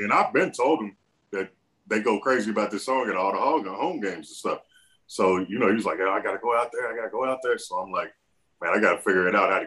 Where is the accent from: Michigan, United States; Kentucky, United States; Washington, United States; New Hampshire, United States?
Kentucky, United States; Lexington; I started, of course, in Lexington, Kentucky. I went to Bryan Station High School. I grew up in the Winburn area.